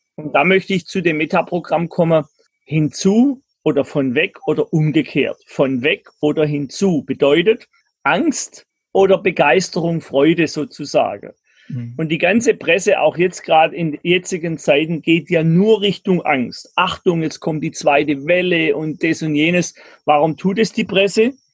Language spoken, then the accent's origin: German; Germany; ich bin ein Deutscher